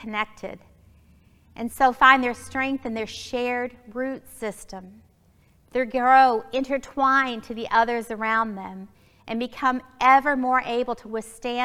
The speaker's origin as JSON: {"language": "English", "region": "Alabama", "country": "United States", "tie": "born or raised there", "moved": "yes", "lives_now": "Springfield, United States", "said": "growing up in Alabama"}